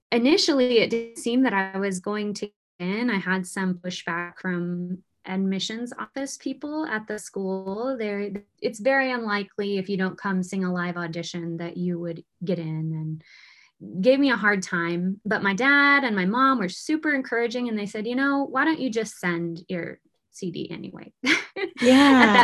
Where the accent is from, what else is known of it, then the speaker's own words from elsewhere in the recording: Pocatello, Idaho, United States; moved away as an adult; also born or lived in Houston, Texas; I'm from Pocatello, Idaho